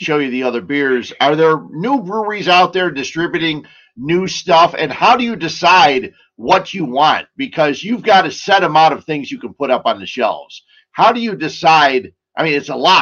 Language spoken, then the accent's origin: English; Cicero, Illinois, United States; I grew up in Cicero